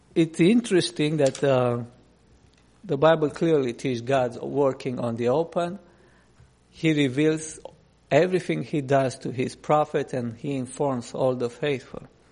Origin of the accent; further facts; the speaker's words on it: Romania; English is a second language; moved away; I grew up in Romania under communism.